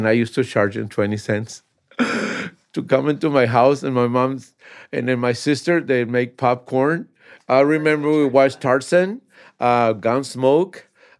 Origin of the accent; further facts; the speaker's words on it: Tampico, Tamaulipas, Mexico; born there; I was born in Tampico, Tamaulipas, Mexico.